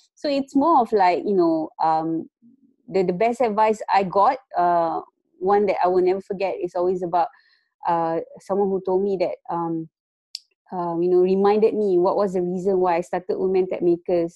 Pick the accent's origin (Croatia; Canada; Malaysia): Malaysia; moved away as an adult; also born or lived in Kuala Lumpur; now in Netherlands; I'm actually from Malaysia. I just moved uh, to Netherlands like for about a week now